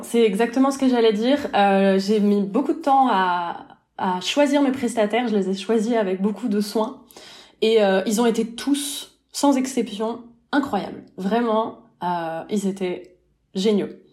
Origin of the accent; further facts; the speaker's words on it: France; moved away as an adult; now in Lausanne, Switzerland; je suis française, mon mari aussi, mais on a quitté la France pour la Suisse